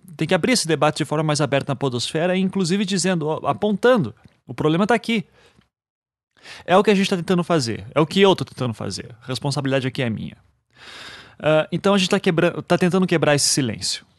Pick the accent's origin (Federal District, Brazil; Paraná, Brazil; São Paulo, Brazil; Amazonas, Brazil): Paraná, Brazil; Curitiba; a gente brinca que em Curitiba não tem sotaque